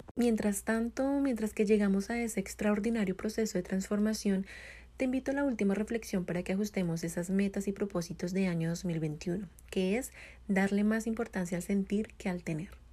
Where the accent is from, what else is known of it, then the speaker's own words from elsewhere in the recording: Colombia; now in United States; soy colombiana, vivo en Estados Unidos